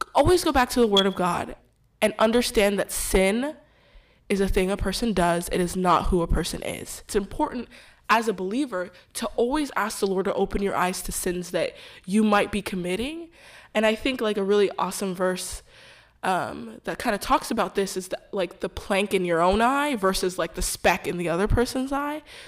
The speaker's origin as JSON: {"language": "English", "town": "Houston", "region": "Texas", "country": "United States", "tie": "born or raised there", "said": "I was born and raised in Houston, Texas"}